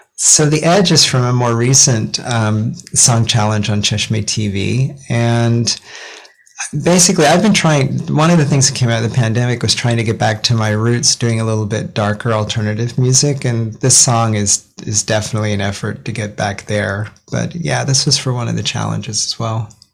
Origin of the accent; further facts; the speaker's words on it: Ogden, Utah, United States; also born or lived in Seattle; now in Japan; So I grew up in Ogden, Utah, tiny town north of Salt Lake City, and before Japan, Seattle